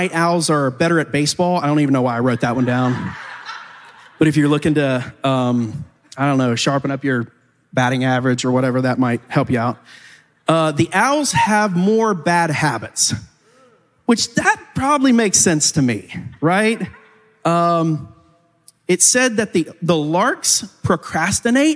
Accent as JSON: {"language": "English", "country": "United States", "said": "I find myself as an American in the 21st century"}